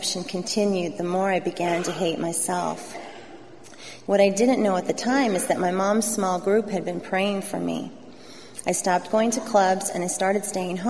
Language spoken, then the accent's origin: English; Southern California, United States; I grew up here in Southern California